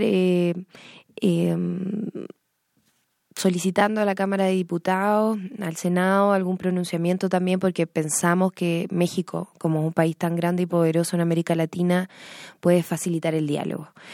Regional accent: Chile; moved away; todos los chilenos que estamos en el exterior

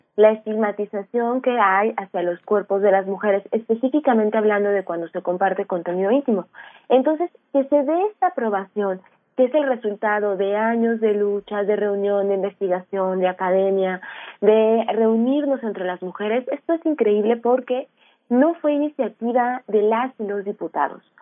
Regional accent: Aguascalientes, Mexico; yo soy de Aguascalientes

